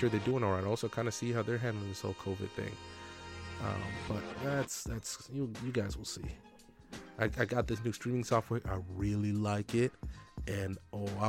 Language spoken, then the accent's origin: English; United States; also born or lived in Kenya; even though we're both Kenyan, I'm more Americanized, obviously, than her, because most of my formative years were in America